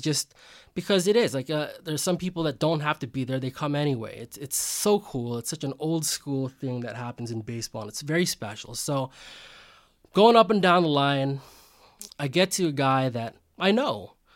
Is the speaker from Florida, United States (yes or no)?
no; Bay Area, California, United States; I'm a Filipino American. Um, I grew up in the Bay Area. I'm the son of immigrants